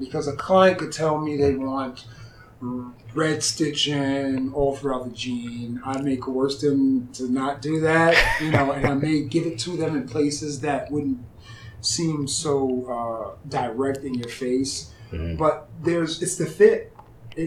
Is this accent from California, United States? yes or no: no; New York City, New York, United States; now in Charlotte, United States; Growing up in New York